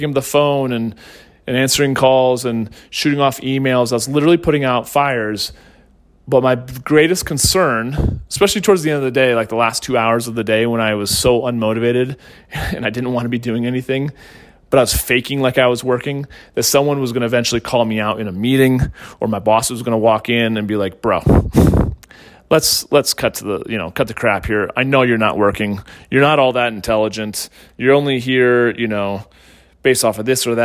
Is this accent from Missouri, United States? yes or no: yes; St. Louis, Missouri, United States; also born or lived in Northeastern United States; when we moved to St. Louis from the Northeast, I was held back